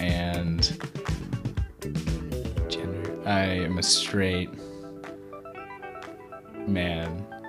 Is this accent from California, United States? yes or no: no; Denver, Colorado, United States; Oh, straight white man from Denver.